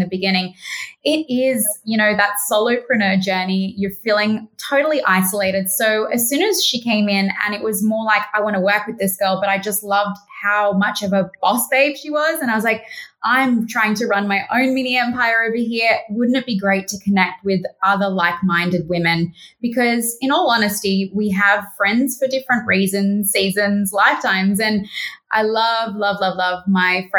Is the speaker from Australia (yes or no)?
yes; Australia; I'm the Aussie one